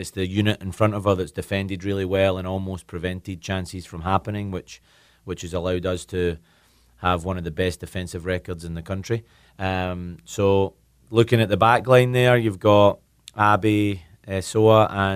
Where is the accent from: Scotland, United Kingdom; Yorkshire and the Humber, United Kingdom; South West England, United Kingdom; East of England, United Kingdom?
Scotland, United Kingdom; Paisley; moved away as an adult; also born or lived in Tennessee; now in North Carolina, United States; I'm originally from Paisley, Scotland, and I came over to America on a soccer scholarship back in 2005.